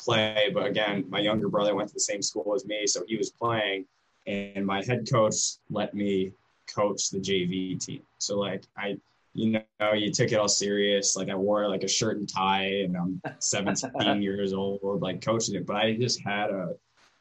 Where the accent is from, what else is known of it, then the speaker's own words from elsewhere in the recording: Cleveland, Ohio, United States; moved away as an adult; now in Defiance, United States; Yeah, so I'm from the Cleveland area